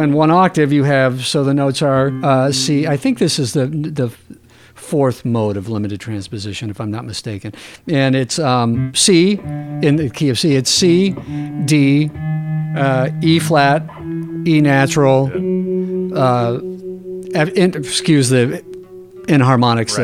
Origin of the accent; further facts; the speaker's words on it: San Diego, California, United States; I was born in San Diego